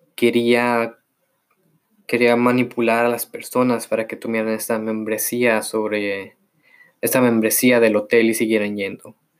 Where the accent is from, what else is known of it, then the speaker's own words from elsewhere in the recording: Mexico; soy mexicano